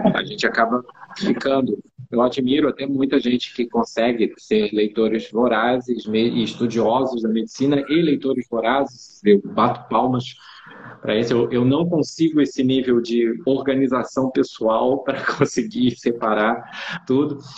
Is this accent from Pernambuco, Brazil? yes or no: no; Rio de Janeiro, Brazil; eu sou do Rio de Janeiro e eu atendo presencialmente é, no Rio e em São Paulo